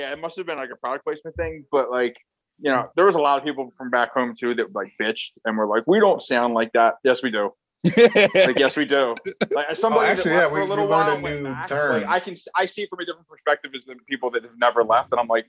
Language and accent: English; Delaware County, Pennsylvania, United States; it's filmed in my hometown. It's about where I fucking grew up